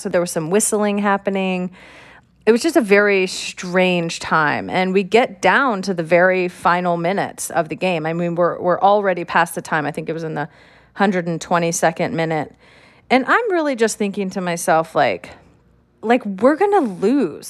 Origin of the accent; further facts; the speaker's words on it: California, United States; I'm from California